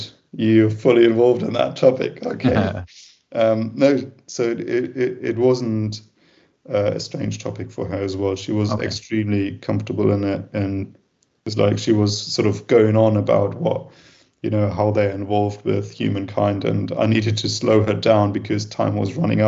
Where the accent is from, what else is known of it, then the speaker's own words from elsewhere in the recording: Germany; I'm from Germany.